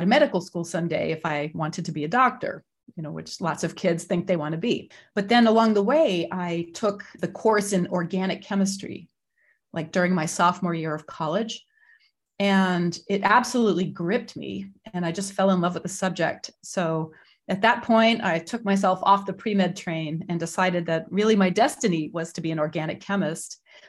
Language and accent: English; Lexington, Massachusetts, United States; also born or lived in Boston; So I am a New Englander. I was born in 1966 in Boston, Massachusetts, and I grew up in a town called Lexington